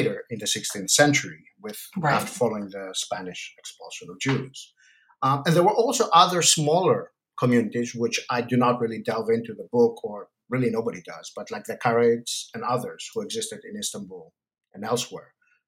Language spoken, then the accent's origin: English; Athens, Attica, Greece; English is a second language; now in United States; So I'm originally Greek from Athens, but I did all my studies in the United States.